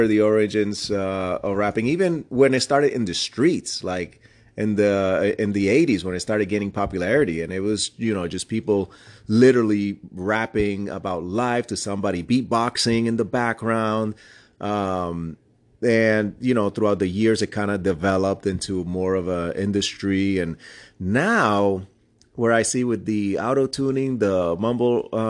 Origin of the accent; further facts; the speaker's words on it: New York City, New York, United States; I grew up in the Bronx, too